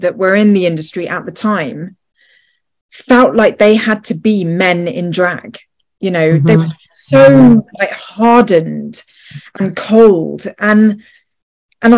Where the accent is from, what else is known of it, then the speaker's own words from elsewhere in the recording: United Kingdom; also born or lived in Los Angeles; I lived in LA for 5 years, and, you know, I'm British.